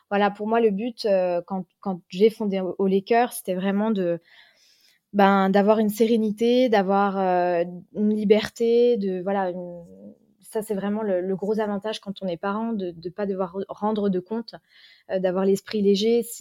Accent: Vosges, Grand Est, France; moved away as an adult; now in Luxembourg; je suis de la frontière, je suis pas loin, je suis vosgienne.

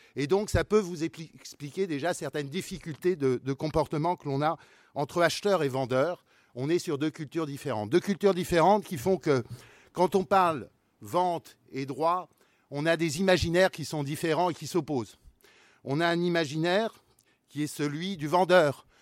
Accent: Brittany, France; moi je suis breton aussi, provincial

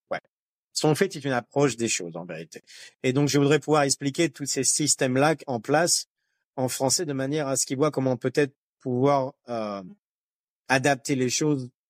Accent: France; Je suis né en France, j'ai grandi en France.

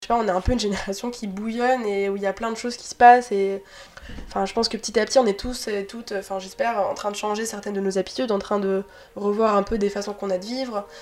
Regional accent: Antibes, Provence-Alpes-Côte d'Azur, France; also born or lived in Paris; now in Lyon, France; Je viens de Antibes

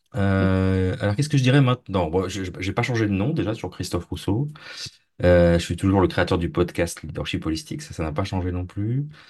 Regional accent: Brittany, France; je suis français, mais je viens de, la région bretonne, donc pas très loin de la région bretonne

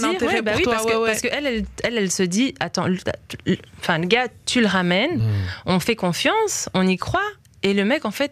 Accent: Belgium; parce que moi, quelqu'un a cru en moi, je viens de Belgique

